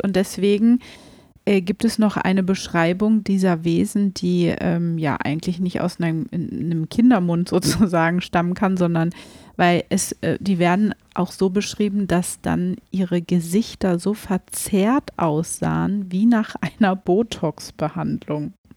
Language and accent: German; Germany; bei uns in Deutschland